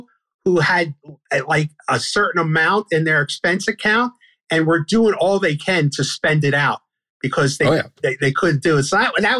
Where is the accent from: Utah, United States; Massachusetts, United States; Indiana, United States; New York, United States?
New York, United States; Brooklyn; Yeah. I grew up on Washington Avenue, I used to read the Daily News and the Daily Mirror at the time, sports section, when I was a little kid.